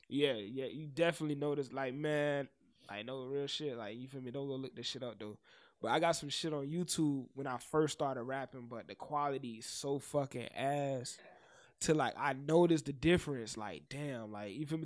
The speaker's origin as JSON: {"language": "English", "region": "the South", "country": "United States", "said": "I'm from the South. So, of course, I'm gonna make South music"}